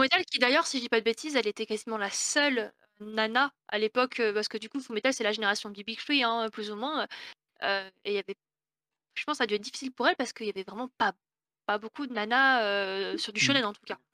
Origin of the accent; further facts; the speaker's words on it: Rouen, Normandy, France; moi je viens de Normandie, je viens de Rouen